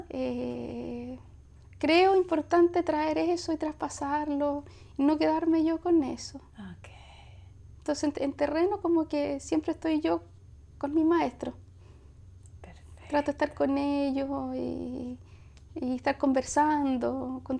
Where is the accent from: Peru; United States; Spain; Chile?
Chile; Valparaíso; born there; En Valparaíso.